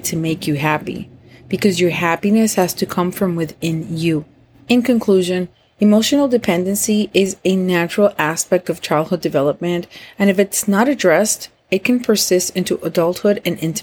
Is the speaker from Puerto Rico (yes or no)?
yes; Puerto Rico; moved away as an adult; now in Florida, United States; I am from Puerto Rico. I moved to Florida with him and the kids